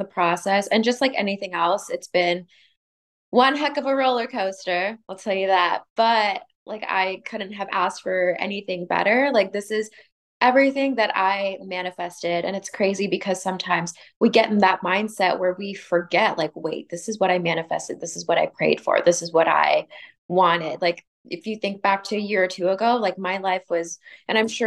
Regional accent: Sacramento, California, United States; moved away as an adult; now in Los Angeles, United States; I'm from Sacramento. So before I moved down

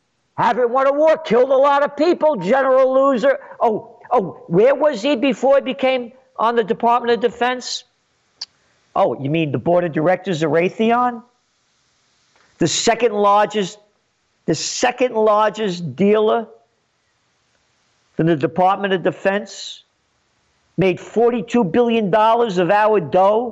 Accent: United States; I'm an American. My country is rotting in front of my eyes

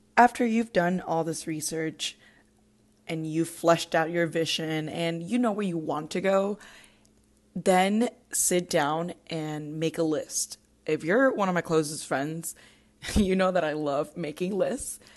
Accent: Puerto Rico; moved away as an adult; now in Orlando, United States; I was born and raised in Puerto Rico

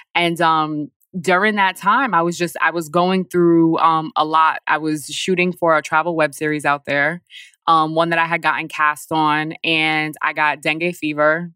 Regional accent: Poughkeepsie, New York, United States; moved away as an adult; also born or lived in Bronx, New York / Paris; now in Newark, United States; I grew up in Poughkeepsie

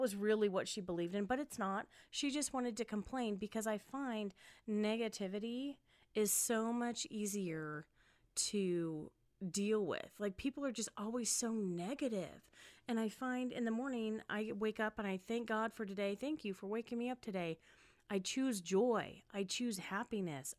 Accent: Spokane, Washington, United States; moved away as an adult; also born or lived in California / Wichita, Kansas; now in Las Vegas, United States; moved to Spokane, Washington, where I was raised, um, and grew up

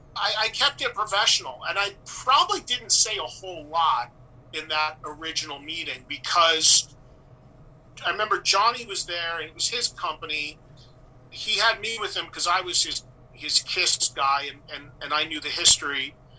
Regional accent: West Orange, New Jersey, United States; a few towns over from where I grew up in West Orange, New Jersey

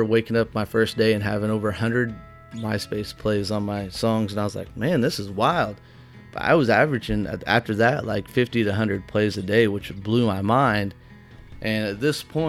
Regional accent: White Hall, Illinois, United States; my hometown, Whitehall, which was 3 miles from Root House

